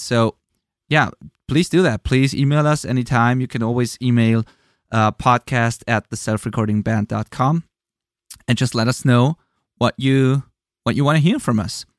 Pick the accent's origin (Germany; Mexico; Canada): Germany; English is a second language; I'm from Germany. I'm not a native English speaker